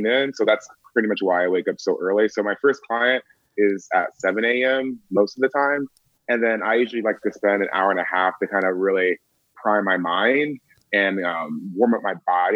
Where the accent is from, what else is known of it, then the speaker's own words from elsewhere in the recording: Atlanta, Georgia, United States; I'm from Atlanta, Georgia